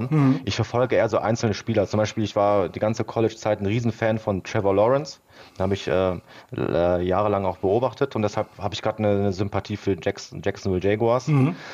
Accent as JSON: {"language": "German", "town": "Duisburg", "region": "North Rhine-Westphalia", "country": "Germany", "tie": "born or raised there", "said": "also ich bin in Duisburg aufgewachsen, war aber dieser typische Bayern-Fan"}